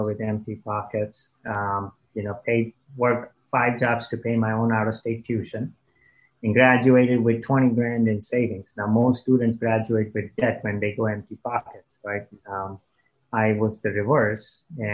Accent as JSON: {"language": "English", "country": "India", "tie": "born or raised there", "also_born_or_lived": "Dayton, Ohio, United States", "moved": "yes", "lives_now": "United States", "said": "my parents got divorced, went back to India, grew up there"}